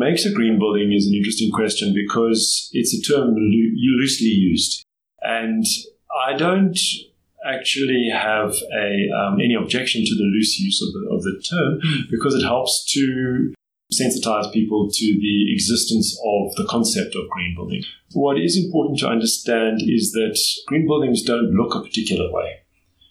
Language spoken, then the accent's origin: English; Johannesburg, Gauteng, South Africa; I grew up in Johannesburg. I'm one of the few people who's from Johannesburg and was actually born here and grew up here.